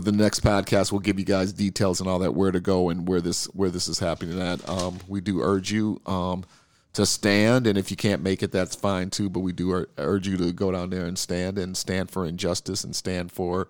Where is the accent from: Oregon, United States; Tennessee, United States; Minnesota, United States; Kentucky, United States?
Minnesota, United States; Minneapolis; And as you know, we are from Minneapolis.